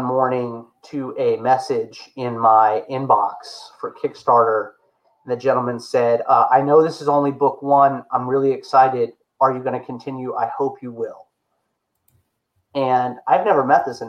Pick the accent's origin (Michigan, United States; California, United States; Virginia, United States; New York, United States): Virginia, United States; Chesapeake; I was born in Chesapeake, Virginia.